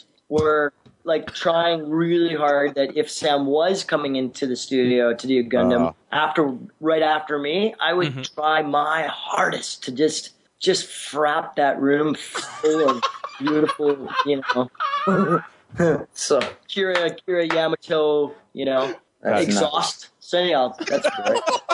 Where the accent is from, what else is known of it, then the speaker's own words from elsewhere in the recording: Vancouver, British Columbia, Canada; I was from Tawasin. Kitsilano